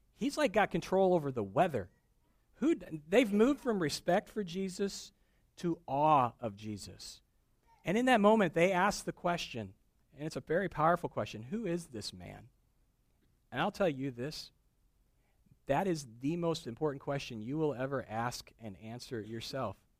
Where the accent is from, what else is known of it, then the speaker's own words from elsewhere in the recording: Midwest, United States; moved away; also born or lived in East Tennessee; I grew up in the Midwest.